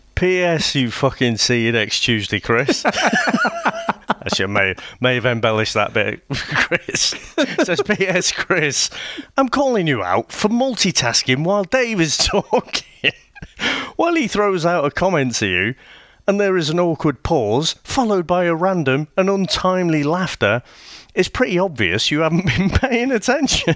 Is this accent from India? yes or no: no; United Kingdom; I'm British